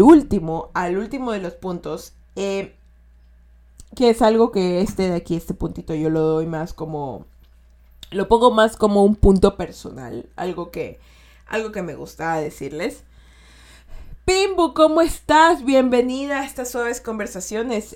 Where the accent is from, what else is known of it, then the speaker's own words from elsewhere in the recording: Ecuador; Yo soy de Ecuador y de aquí decimos todo posi